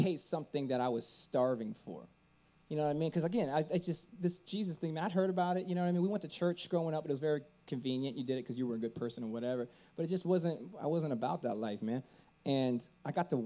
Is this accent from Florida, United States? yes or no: yes; Tampa, Florida, United States; moved away as an adult; also born or lived in San Francisco; I was born and raised in Tampa, Florida